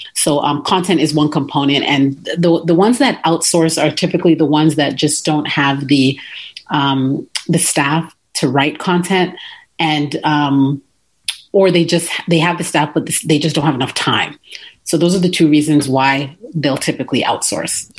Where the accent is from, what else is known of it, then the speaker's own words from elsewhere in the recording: Toronto, Ontario, Canada; moved away; I was born and raised in Toronto